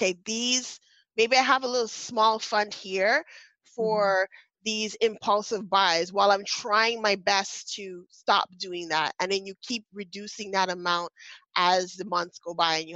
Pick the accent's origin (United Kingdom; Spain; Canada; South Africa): Canada; I'm Canadian